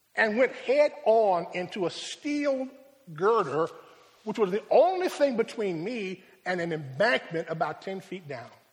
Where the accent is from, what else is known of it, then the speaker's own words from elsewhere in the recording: Rochester, New York, United States; My hometown is Rochester